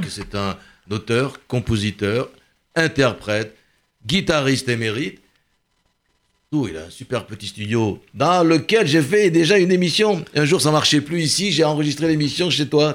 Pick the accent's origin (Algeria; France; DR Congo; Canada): Algeria; Constantine, Constantine Province; moved away; chez moi à Constantine